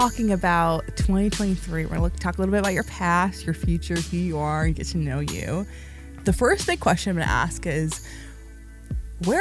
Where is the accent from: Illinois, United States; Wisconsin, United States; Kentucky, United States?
Wisconsin, United States; Milwaukee; also born or lived in Palestine; I grew up here in Milwaukee and then went back in sixth grade until 10th grade